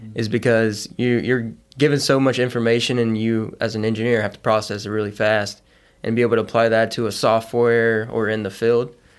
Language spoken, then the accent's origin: English; Beaumont, Texas, United States; Southeast Texas from, I'm from a, a, around the Beaumont area.